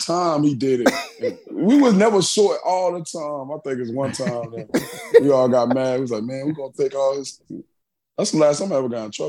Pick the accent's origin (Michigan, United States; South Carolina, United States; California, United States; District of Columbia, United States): South Carolina, United States; Oh, you don't know how the country is. See? Oh, see? It was just... I mean, everything was so small, so it was easy to get in tr